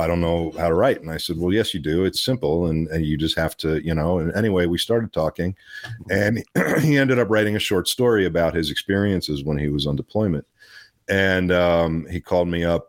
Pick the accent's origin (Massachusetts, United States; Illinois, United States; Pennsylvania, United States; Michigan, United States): Pennsylvania, United States; Pittsburgh; also born or lived in Los Angeles, California; now in Kentucky, United States; I was born in Pittsburgh. I was raised between Pittsburgh and L.A. I lived in L.A. for 15 years